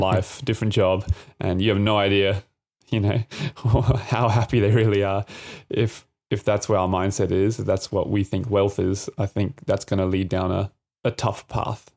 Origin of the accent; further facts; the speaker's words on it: Adelaide, South Australia, Australia; also born or lived in Japan; now in Brisbane, Australia; I'm originally from Adelaide